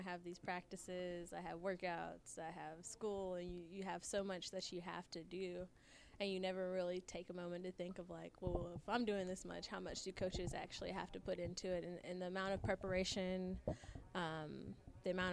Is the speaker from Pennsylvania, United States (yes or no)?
no; Clemson, South Carolina, United States; I grew up on Clemson's campus